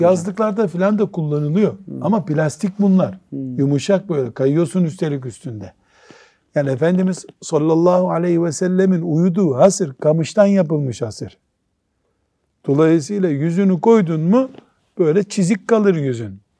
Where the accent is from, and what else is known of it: Black Sea Region, Turkey; born or raised there; moved away